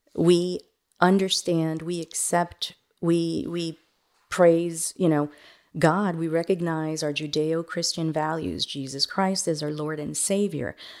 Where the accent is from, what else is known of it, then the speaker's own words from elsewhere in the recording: Miami, Florida, United States; also born or lived in Managua, Nicaragua / New York City; now in Montgomery County, Texas, United States; I grew up in Miami